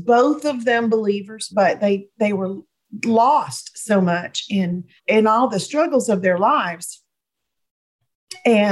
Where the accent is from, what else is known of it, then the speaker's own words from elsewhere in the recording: Jonesboro, Georgia, United States; also born or lived in Atlanta, Georgia; now in East Tennessee, United States; my husband and I live in East Tennessee, but I was born and raised in Atlanta, Georgia area